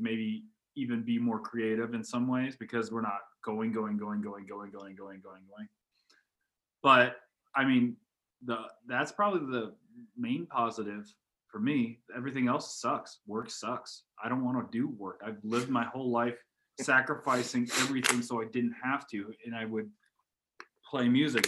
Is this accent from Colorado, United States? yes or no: yes; Colorado, United States; I grew up in Los Angeles, Colorado, in a small farm town